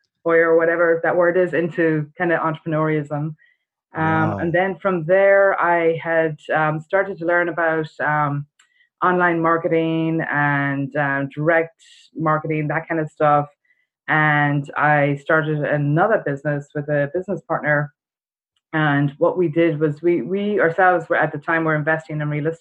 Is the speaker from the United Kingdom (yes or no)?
no; Ireland; moved away as an adult; I've got a bit of an accent. I'm from Ireland originally. I came over here right after college